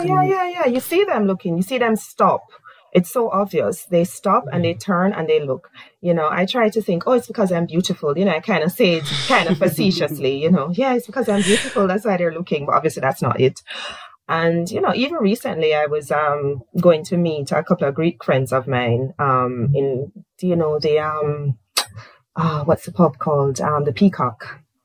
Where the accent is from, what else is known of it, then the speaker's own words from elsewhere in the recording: Jamaica; moved away as an adult; now in United Kingdom; I said, Jamaica.